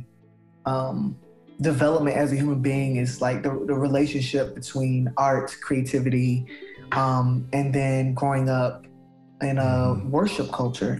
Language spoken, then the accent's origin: English; Palm Beach County, South Florida, United States; moved away; I grew up in South Florida in a very large county named Palm Beach County